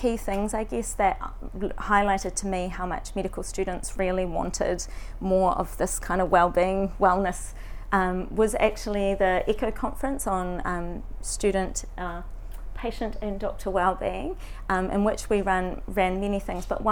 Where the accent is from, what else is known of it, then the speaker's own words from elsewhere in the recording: Raglan, Waikato, New Zealand; moved away as an adult; now in Dunedin, New Zealand; I'm from Raglan and I'm living in Dunedin at the moment to study medicine.